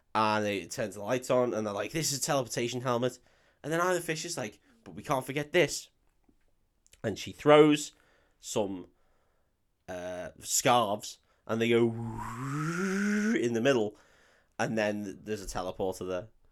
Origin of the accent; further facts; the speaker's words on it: United Kingdom; I'm too British